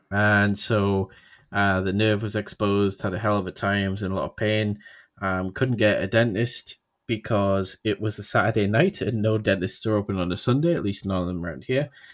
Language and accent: English; United Kingdom; I'm British